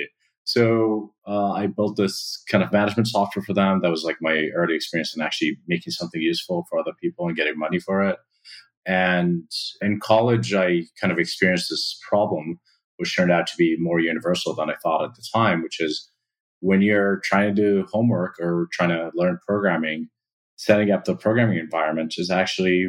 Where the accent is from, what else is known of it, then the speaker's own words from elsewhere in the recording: Amman, Amman Governorate, Jordan; I grew up in Amman, Jordan